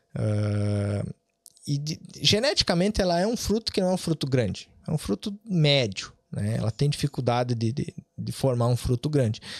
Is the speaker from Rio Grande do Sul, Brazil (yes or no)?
yes; Bom Jesus, Rio Grande do Sul, Brazil; moved away as an adult; also born or lived in Vacaria, Brazil; now in Ireland; Eu me criei em Bom Jesus, uma cidade pequena de 10 mil habitantes na região serrana do, do Rio Grande do Sul